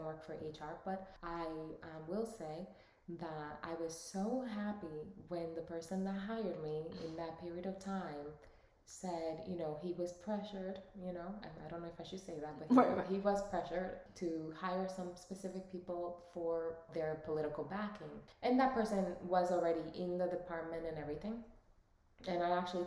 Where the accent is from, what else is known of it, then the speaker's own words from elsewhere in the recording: United States; also born or lived in Dominican Republic; I was born there and raised in the United States